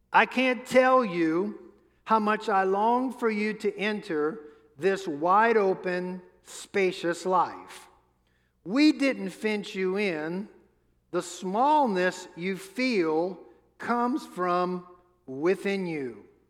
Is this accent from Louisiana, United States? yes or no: yes; New Orleans, Louisiana, United States; I grew up in New Orleans